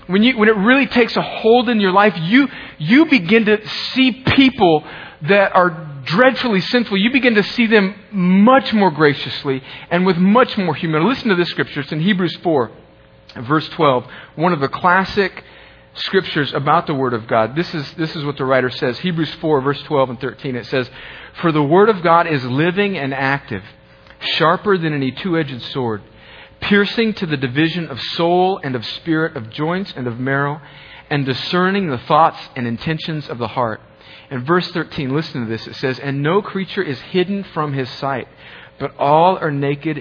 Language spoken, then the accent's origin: English; US–Mexico border, United States; I grew up on the Mexican border